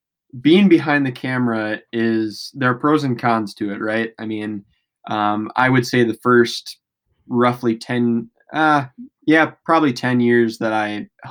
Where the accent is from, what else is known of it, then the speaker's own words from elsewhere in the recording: Wisconsin, United States; Well, I grew up in West Central Wisconsin, kind of right by the border of Wisconsin and Minnesota.